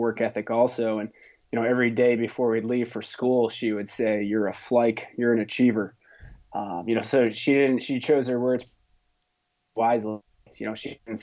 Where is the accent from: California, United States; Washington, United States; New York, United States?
New York, United States; Stillwater; moved away as an adult; now in Boston, United States; I grew up in upstate New York in a little town called Stillwater, New York